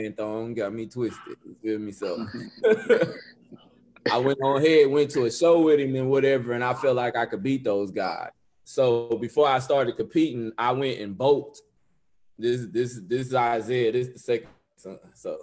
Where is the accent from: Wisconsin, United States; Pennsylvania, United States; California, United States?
California, United States; Los Angeles; moved away as an adult; now in Texas, United States; I'm from West Los Angeles